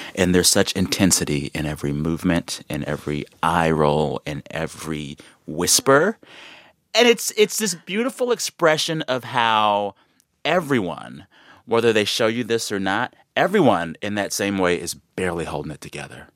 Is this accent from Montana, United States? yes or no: no; San Antonio, Texas, United States; moved away; I'm from San Antonio